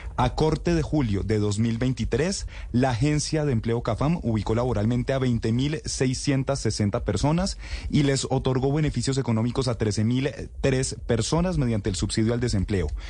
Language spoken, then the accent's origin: Spanish; Bogotá, Colombia; yo sí soy bogotano orgulloso